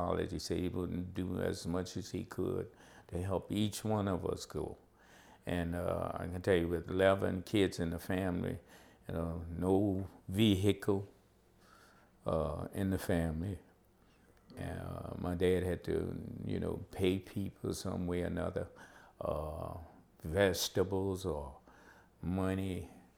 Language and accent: English; Baldwin, Louisiana, United States; I grew up in Baldwin